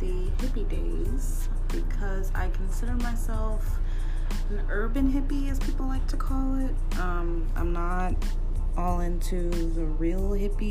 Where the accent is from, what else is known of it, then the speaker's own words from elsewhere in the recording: Dallas, Texas, United States; I'm from Dallas, Texas, and I currently reside in Dallas, Texas